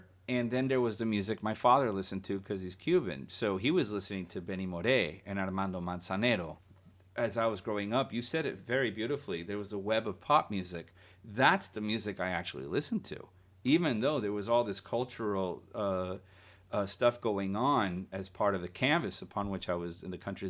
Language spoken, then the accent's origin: English; Guatemala; growing up in Central America, I remember in Guatemala, you know, there was a Sunday show that played all afternoon.